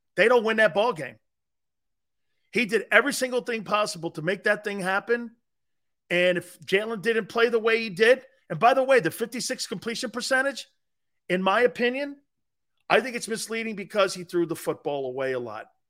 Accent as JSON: {"language": "English", "town": "Stamford", "region": "Connecticut", "country": "United States", "tie": "born or raised there", "moved": "yes", "said": "I was born in Connecticut, in Stanford. And I was born down in the Cove where all the Italians are down there on the West Side"}